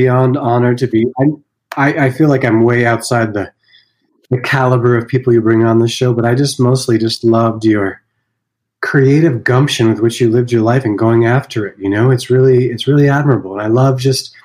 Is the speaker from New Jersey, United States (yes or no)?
no; Vermont, United States; I grew up in Vermont